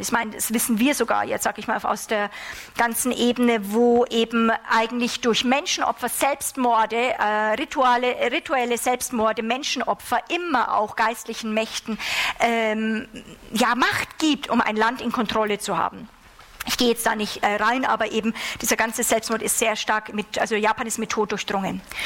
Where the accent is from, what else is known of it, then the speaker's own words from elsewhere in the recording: Germany; wir als Deutsche